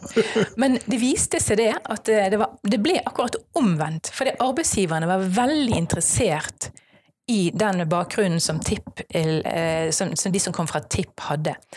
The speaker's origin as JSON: {"language": "Norwegian", "area": "Strileland", "region": "Vestland", "country": "Norway", "said": "jeg er en stril"}